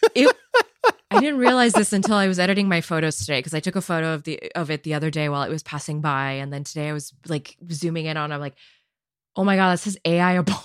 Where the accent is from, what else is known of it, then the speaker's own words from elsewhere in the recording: San Jose, California, United States; my birthplace of San Jose